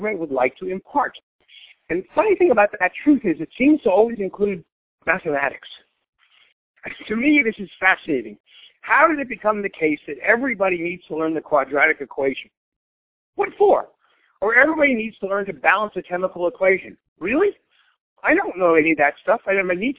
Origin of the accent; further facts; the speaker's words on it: United States; as an American